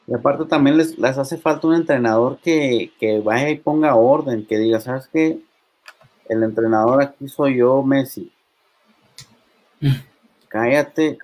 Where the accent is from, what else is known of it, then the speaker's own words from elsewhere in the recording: Mexico; nosotros como mexicanos